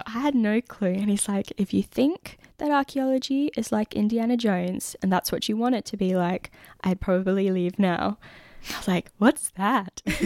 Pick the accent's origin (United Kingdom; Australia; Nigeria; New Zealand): Australia; Perth, Western Australia; now in Lismore, Australia; I'm from Western Australia, from Perth